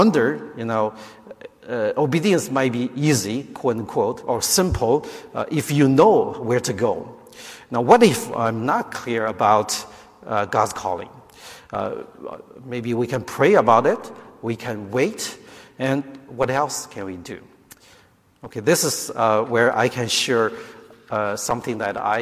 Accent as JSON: {"language": "English", "country": "China", "tie": "born or raised there", "moved": "yes", "lives_now": "United States", "said": "I grew up in China, so my family came here way back in 1987 as immigrants."}